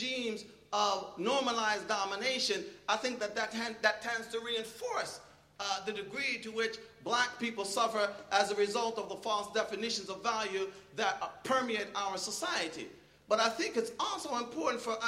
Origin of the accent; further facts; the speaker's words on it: Philadelphia, Pennsylvania, United States; moved away; I'm originally from Philadelphia